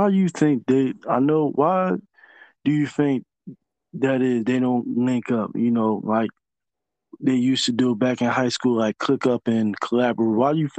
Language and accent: English; Philadelphia, Pennsylvania, United States; I'm not even from Pittsburgh. I'm from the other big city in Pennsylvania, 215 Philadelphia